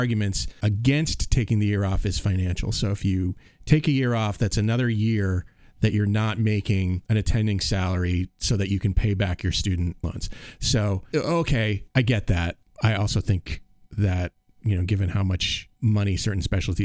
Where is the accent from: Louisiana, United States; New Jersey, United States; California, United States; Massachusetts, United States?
Massachusetts, United States; Cape Cod; I grew up on Cape Cod